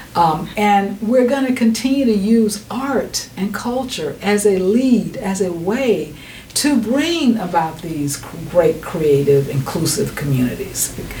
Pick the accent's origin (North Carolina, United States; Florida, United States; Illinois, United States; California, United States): North Carolina, United States; I'm from North Carolina